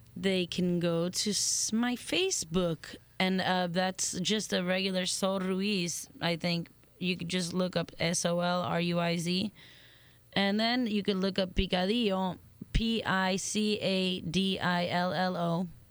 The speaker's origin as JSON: {"language": "English", "town": "Miami", "region": "Florida", "country": "United States", "tie": "born or raised there", "also_born_or_lived": "New Orleans / Madrid", "moved": "as an adult", "lives_now": "Italy", "said": "I'm from Miami, born and raised, and uh, lived in New Orleans for a little while, and then I went to Madrid to live"}